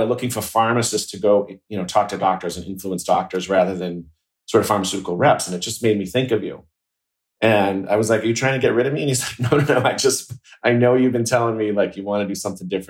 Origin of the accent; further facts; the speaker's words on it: outside of Boston, Massachusetts, United States; I grew up outside of Boston in, a small town